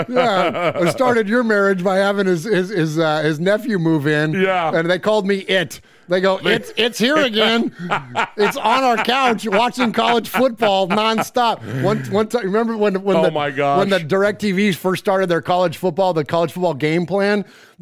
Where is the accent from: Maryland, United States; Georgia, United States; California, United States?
California, United States; San Jose; now in Middle Tennessee, United States; we are California transplants. We're both from San Jose, California. Grew up diehard Raider fans, Raiders in our blood, brought it with us